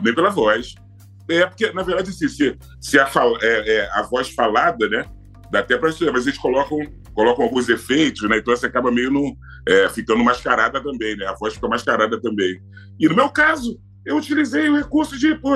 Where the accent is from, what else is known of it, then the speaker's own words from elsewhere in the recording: Rio de Janeiro, Brazil; Eu sou de Madureira. Uhum. Né? Eu nasci e fui criado em Madureira